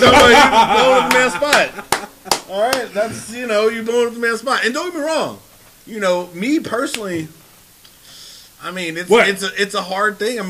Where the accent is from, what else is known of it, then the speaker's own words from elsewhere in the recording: San Francisco, California, United States; I am from San Francisco. Okay. I lived in San Francisco for a number of years, and I can tell you, when I was born at South San Francisco Kaiser.